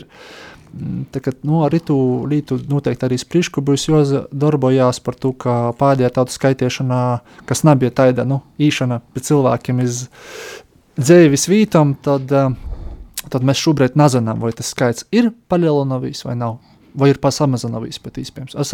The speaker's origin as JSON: {"language": "Latvian", "area": "Bukmuiža, Krāslava Municipality", "region": "Latgale", "country": "Latvia", "said": "Es pats esmu no Bukmaņas, no Bukmaņas draugs. Ņūļā tas ir Kroslavas novads, savulaik Dagdas novads."}